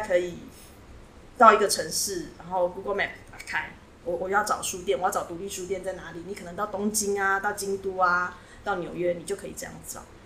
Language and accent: Chinese; Taiwan; 我从台湾来，那我自己有一个小小的图书馆，我在收藏各地的绘本